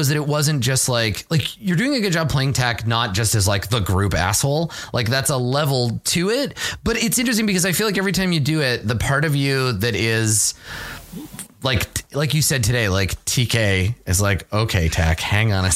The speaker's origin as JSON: {"language": "English", "region": "British Columbia", "country": "Canada", "said": "I'm from British Columbia"}